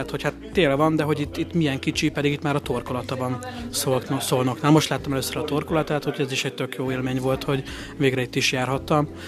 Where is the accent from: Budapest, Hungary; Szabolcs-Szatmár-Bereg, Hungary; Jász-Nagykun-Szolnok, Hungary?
Jász-Nagykun-Szolnok, Hungary; Jászberény; Hát az agyba az én is kötődöm, mert részben én onnan származom, úgyhogy én nyaranta többször fürödtem benne egy jászberény jásztalák környékén